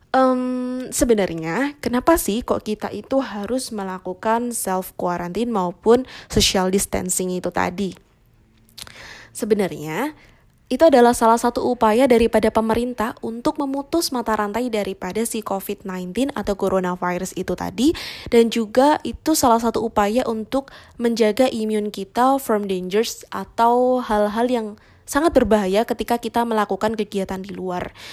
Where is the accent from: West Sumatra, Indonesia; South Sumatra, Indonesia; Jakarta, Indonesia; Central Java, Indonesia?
Central Java, Indonesia; Semarang; aku Wong Semarang